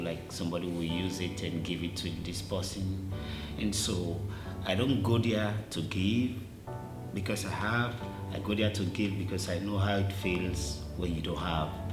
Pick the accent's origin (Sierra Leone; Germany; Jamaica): Sierra Leone; moved away; I'm from Africa. I was born and raised, and I was raised in the lowest community